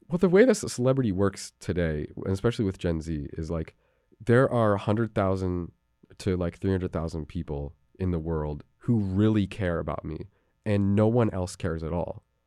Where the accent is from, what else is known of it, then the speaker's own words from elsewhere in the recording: New Haven, Connecticut, United States; I grew up down on Bishop Street